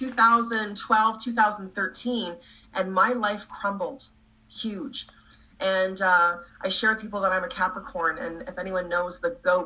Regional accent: Canada; also born or lived in Toronto; I'm from Canada

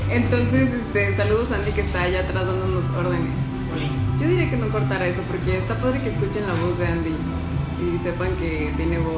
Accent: Mexico; Color así, pues güey, somos mexicanos, güey.

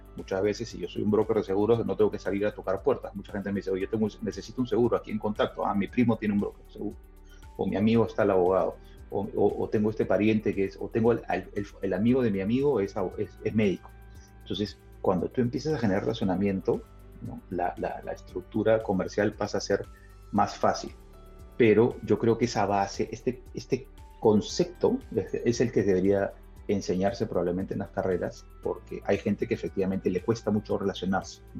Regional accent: Lima, Peru; accent: Peruvian; also born or lived in Spain; yo ya me quedé en el Perú desde el año 1980. Vivo en Lima, digamos, yo soy peruano

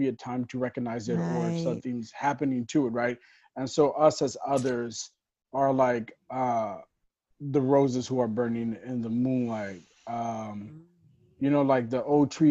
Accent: South Carolina, United States; also born or lived in Porterville, California; We moved to South Carolina where Jaffer was born. South Carolina, I actually went to school at Sister Clara Muhammad School.

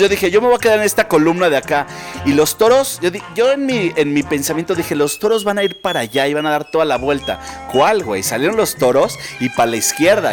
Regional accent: Mexico City, Mexico; nosotros como chilangos

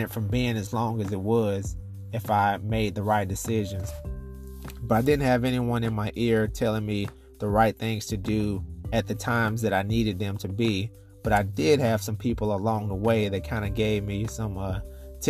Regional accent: Nashville, Tennessee, United States; I grew up, born and raised in Nashville, Tennessee.

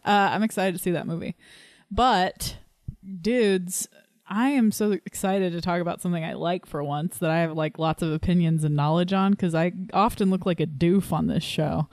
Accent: Southern Texas, United States; accent: Southern; My little Southern Texas brain

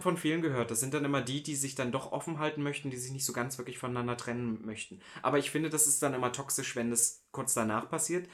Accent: Halle, Saxony-Anhalt, Germany; in Halle, wo ich herkomme

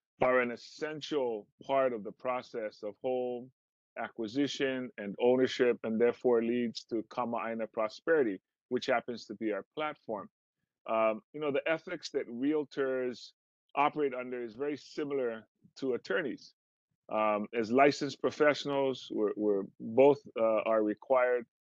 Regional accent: Maui, Hawaii, United States; Growing up on Maui, it never, ever, ever occurred to me that I would not be able to live here and stay here and remain here.

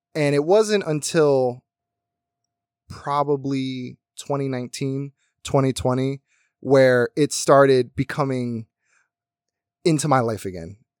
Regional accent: United States; now in Las Vegas, United States; My, my hometown was very small. Everyone knew each other. You, if you wanted to go to raves, you had to go to Philly

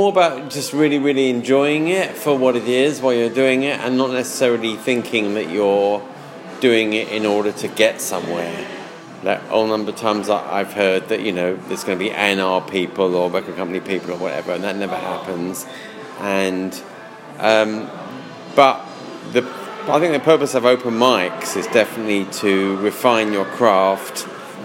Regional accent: London, United Kingdom; I'm a Londoner, yeah. I was born in London. I was born in near where you're living, in Ealing

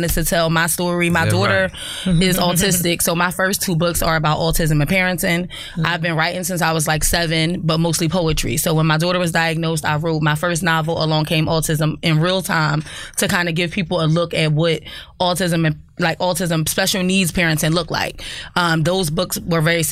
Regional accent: Philadelphia, Pennsylvania, United States; My family is from Philly as well. I'm from West Philly.

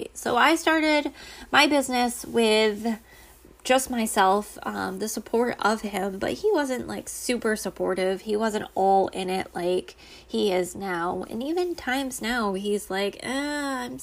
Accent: Connecticut, United States; also born or lived in Rhode Island; I was born and raised in Connecticut. Well, born in Rhode Island, raised in Connecticut

